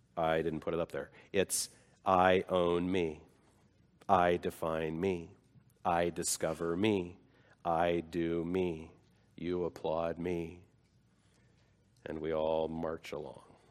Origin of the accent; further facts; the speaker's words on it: United States; I am an American.